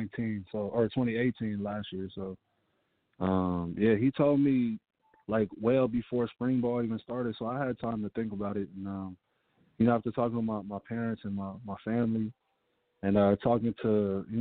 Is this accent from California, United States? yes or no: yes; San Francisco, California, United States; I'm from the Bay. I'm from San Francisco